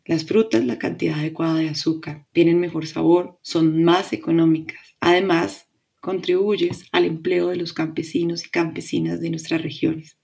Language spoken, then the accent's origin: Spanish; Colombia; Mi país, Colombia